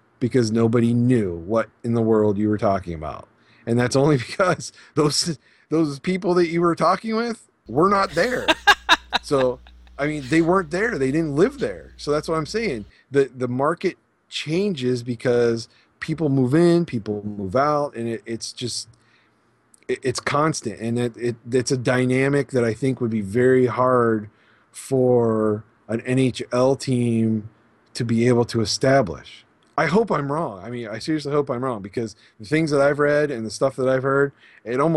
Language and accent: English; Pittsburgh, Pennsylvania, United States; moved away; also born or lived in Las Vegas; growing up in Pennsylvania and the Pittsburgh area